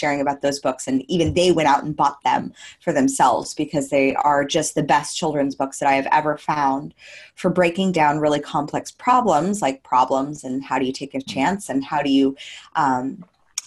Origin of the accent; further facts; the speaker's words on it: United States; moved away as an adult; now in Gold Coast, Australia; I am actually in the Gold Coast of Australia, but I am from America originally